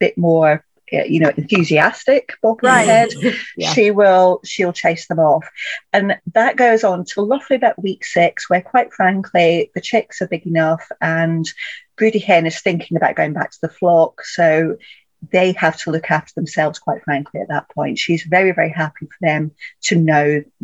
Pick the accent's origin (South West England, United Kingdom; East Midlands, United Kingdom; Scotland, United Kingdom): Scotland, United Kingdom; I grew up in Scotland as well